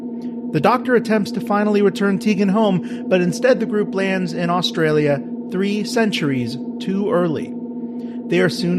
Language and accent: English; Texas, United States; Armadillos are the state animal of my home state of Texas.